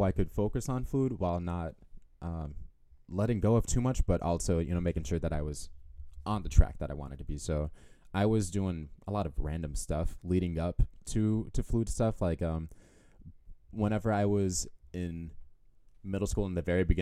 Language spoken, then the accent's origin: English; Houston, Texas, United States; moved away as an adult; also born or lived in Rochester / Detroit / Memphis; I'm originally from the Houston area. I was born and raised there